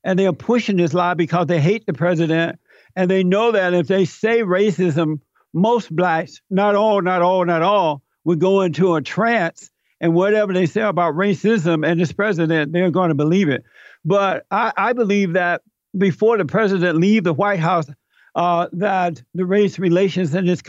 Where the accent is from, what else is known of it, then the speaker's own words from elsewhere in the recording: Alabama, United States; I grew up in Alabama. I grew up under the Jim Crow laws. I grew up on a plantation.